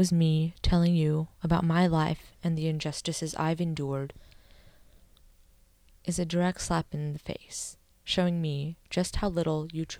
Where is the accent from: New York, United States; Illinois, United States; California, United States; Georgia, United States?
California, United States; Why didn't you listen when it was me telling you about my experiences growing up in the Bay and how I felt oppressed